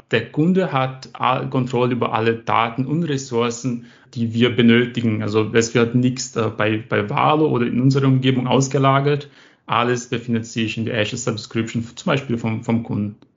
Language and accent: German; Brazil; German is a second language; So, also ich komme aus Brasilien